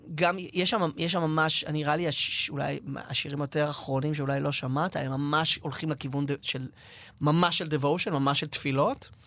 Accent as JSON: {"language": "Hebrew", "town": "Tel Aviv", "region": "Tel Aviv District", "country": "Israel", "tie": "born or raised there", "said": "גדלתי במרכז תל אביב, נולדתי שם"}